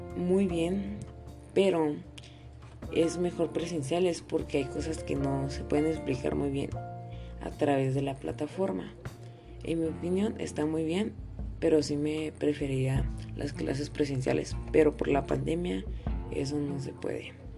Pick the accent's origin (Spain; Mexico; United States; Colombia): Mexico; Chihuahua; Nací en Chihuahua, Chihuahua el 19 de mayo del 2006.